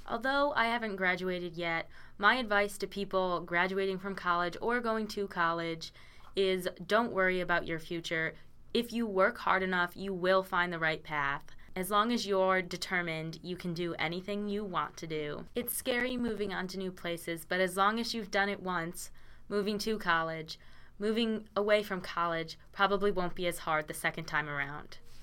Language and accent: English; Connecticut, United States; moved away as an adult; now in Oswego, United States; I'm from Connecticut